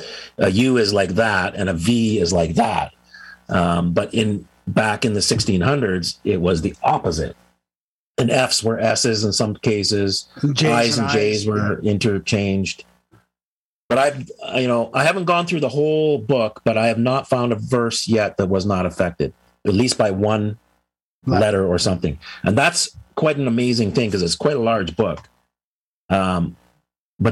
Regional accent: United States; because I'm a US, I'm an American

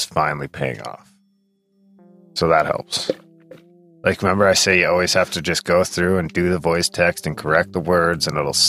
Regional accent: Canada; We get a lot of flack for being Canadian.

